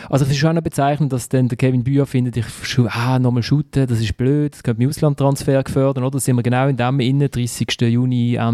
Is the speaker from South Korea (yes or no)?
no; Basel, Basel-Stadt, Switzerland; Ich finde, den Pascal Schürpf mag ich halt einfach als Basler.